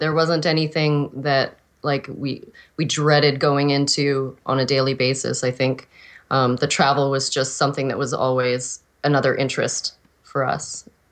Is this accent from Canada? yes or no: yes; Regina, Saskatchewan, Canada; I was originally born in Regina, Saskatchewan